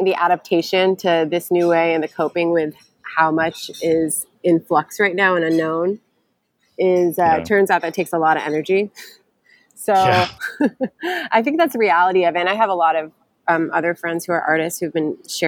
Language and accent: English; Syracuse, New York, United States; I'm from Central New York in Syracuse.